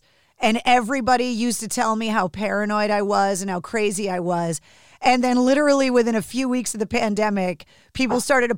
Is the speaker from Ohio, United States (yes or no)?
no; Boston, Massachusetts, United States; I'm an East Coast person as well. I was born and raised in Boston.